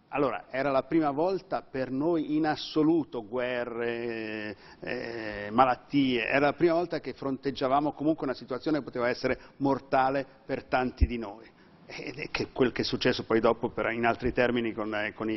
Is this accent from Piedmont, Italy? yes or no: no; Milan, Lombardy, Italy; sono lombardo, sono milanese